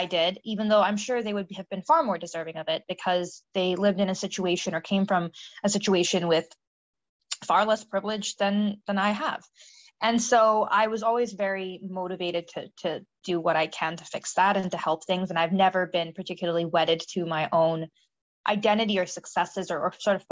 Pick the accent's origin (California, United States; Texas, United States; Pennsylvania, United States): California, United States; Silicon Valley; I grew up in the Silicon Valley